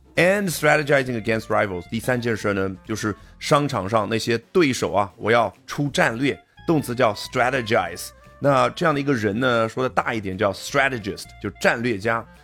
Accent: China; 我们中国人呢，喜欢用“背”来表达

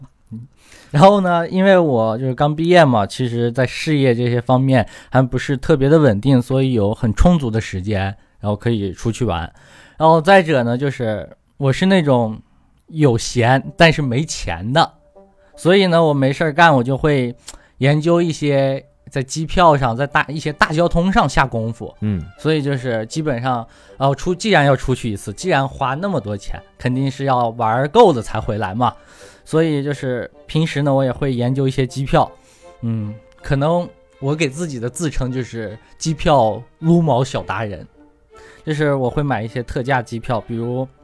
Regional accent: Inner Mongolia, China; 我出生在内蒙古，但是大家都接受的都是汉化的教育

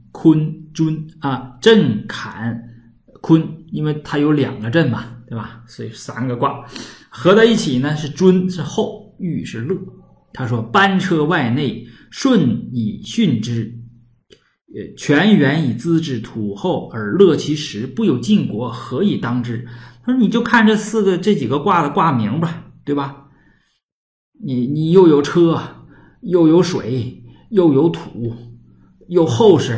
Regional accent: Northeast China, China; accent: Northeastern Mandarin; 我们东北话叫屯儿

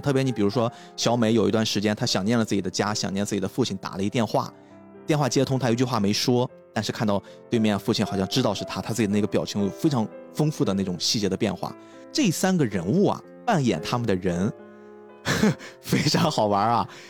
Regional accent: China; 我们中国人很熟悉的

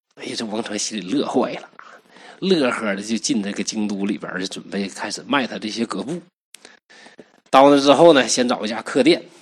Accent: Northeast China, China; 我是东北人

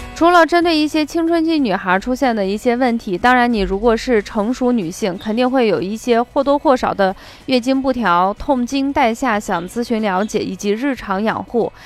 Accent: Shaanxi, China; accent: Shaanxi dialect; 我们陕西方言

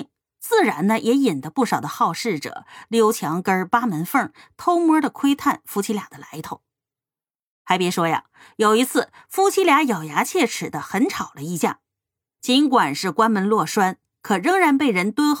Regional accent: Northeast China, China; 在我的老家一个毗邻深山老林、名不见经传的东北小镇上，搬来了一户人家

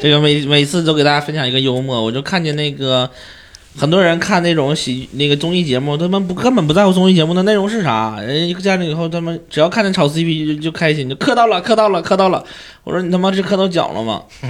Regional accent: Siping, Jilin, China; moved away; 我老家在吉林省四平市嘛，我说我好久没回四平了

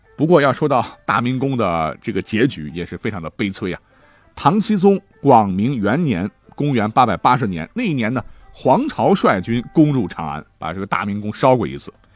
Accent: China; 我们中国人

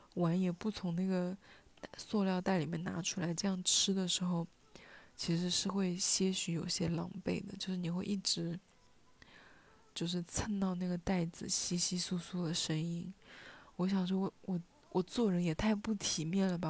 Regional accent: Hunan, China; first language Hunanese; now in Shenzhen, China; 用我的家乡话，就是用湖南话

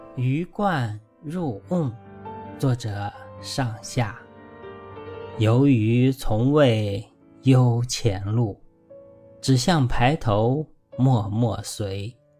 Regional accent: northern China, China; moved away; 我的家乡虽然在北方，但小时候田边都有灌溉用的饮水渠

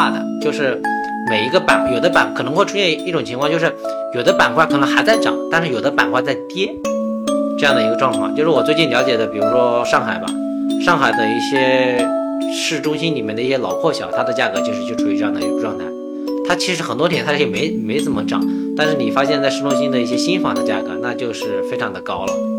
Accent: China; also born or lived in Hangzhou; now in Shanghai, China; 因为我本身是来自一个三四线的小城市嘛，我在这个一二线城市也待过，之前是在杭州，现在也是在上海

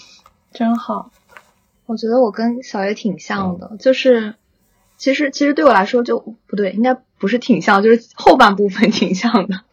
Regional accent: southern China, China; moved away as an adult; now in Beijing, China; 我们是南方人

